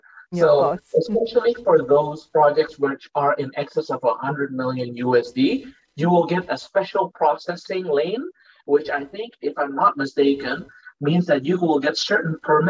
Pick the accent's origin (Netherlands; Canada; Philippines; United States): Netherlands; moved away as an adult; now in Indonesia; I was born and raised in the Netherlands and then immigrated to Indonesia only later in my life. I started working in Indonesia in 2006.